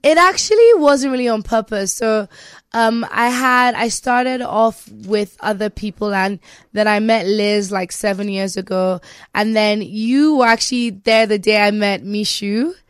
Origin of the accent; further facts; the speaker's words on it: Nigeria; me being Nigerian